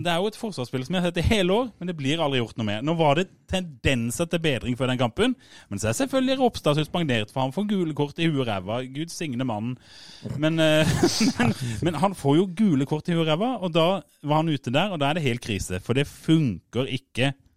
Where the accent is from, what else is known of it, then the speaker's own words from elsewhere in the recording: Fevik, Agder, Norway; Eller jeg er jo fra Fevik.